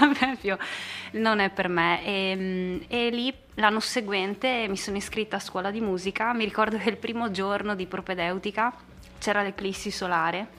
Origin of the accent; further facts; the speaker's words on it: San Giorgio della Richinvelda, Friuli-Venezia Giulia, Italy; also born or lived in Domanins; sono di Aurava, mm. che è un paesino nel comune di San Giorgio della Richinvelda